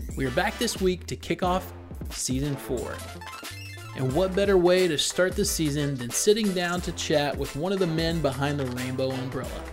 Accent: Lilburn, Georgia, United States; I grew up in Lilburn, so right next door.

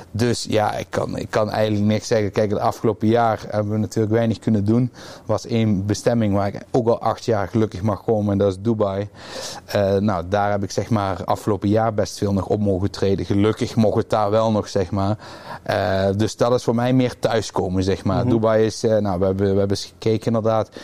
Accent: Roermond, Limburg, Netherlands; ik kom uit Roermond

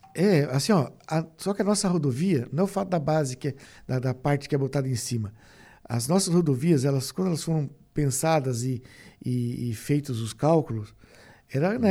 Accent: Criciúma, Santa Catarina, Brazil; sou de Criciúma

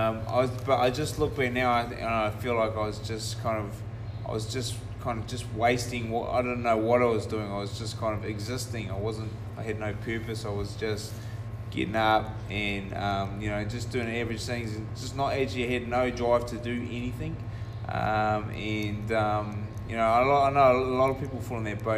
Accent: Taranaki, New Zealand; born and raised in Taranaki

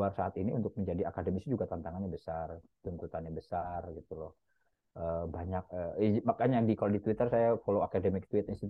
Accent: Jakarta, Indonesia; first language Betawi; saya ini ethnically Jawa, tapi bahasa pertama saya adalah bahasa Betawi karena memang saya besar lahir e, di Jakarta Selatan, Pasar Minggu itu sampai TK bahkan SD sempat pertama kali di Pasar Minggu

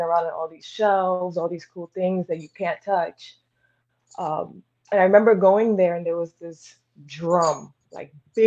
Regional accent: New York City, New York, United States; Originally from Brooklyn

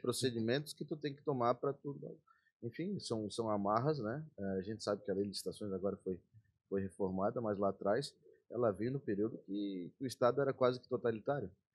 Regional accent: Florianópolis, Santa Catarina, Brazil; also born or lived in Brasília; eu nasci em Brasília, e com um ano de idade, quando Pedro Ivo, é, ganhou o governo do estado, é, sendo vice, o Cassius Maldonado, a gente veio pra Floripa.

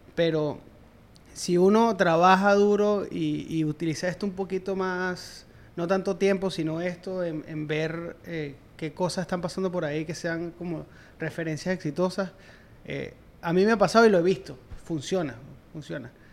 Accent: Venezuela; moved away as an adult; como profesional de la industria, en mi país, en Venezuela, yo traté y me costó muchísimo, me tuve que ir

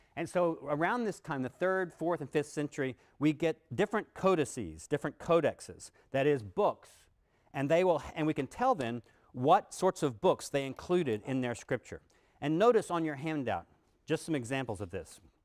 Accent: Texas, United States; when I was a kid growing up in Texas

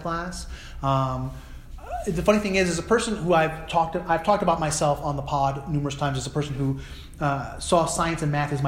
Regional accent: New Jersey, United States; a white Jewish person growing up in New Jersey in the 1980s

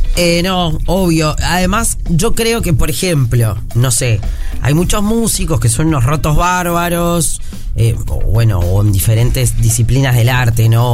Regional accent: Uruguay

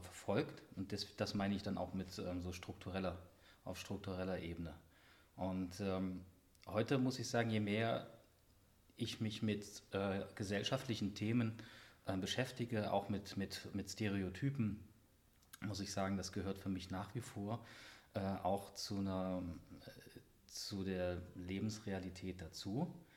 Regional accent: Halle, Saxony-Anhalt, Germany; moved away; also born or lived in West Germany; in die Heimat gekommen bin nach Halle

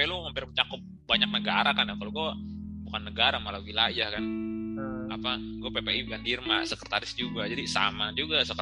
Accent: Bekasi, West Java, Indonesia; Itu, itu aja sih perkenalan gue. Gue dari Bekasi.

